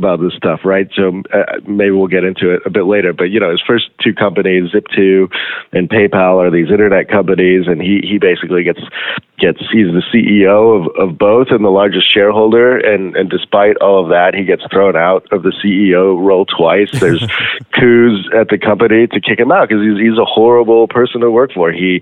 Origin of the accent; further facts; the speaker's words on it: South Africa; moved away; I grew up in South Africa as well